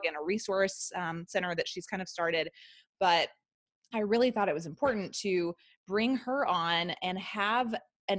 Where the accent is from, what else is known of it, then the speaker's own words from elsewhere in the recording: the Bible Belt, the South, United States; I was raised homeschooled in the South, in the Bible Belt